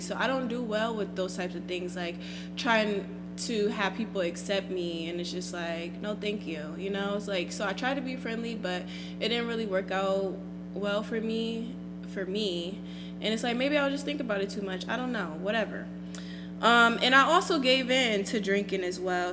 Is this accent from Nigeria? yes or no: yes; Nigeria; I am Nigerian